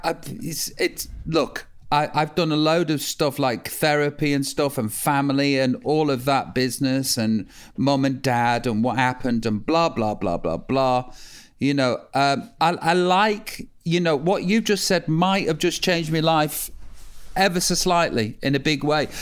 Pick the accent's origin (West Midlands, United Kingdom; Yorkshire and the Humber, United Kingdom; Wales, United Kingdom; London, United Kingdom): West Midlands, United Kingdom; Stoke-on-Trent; I'm from Stoke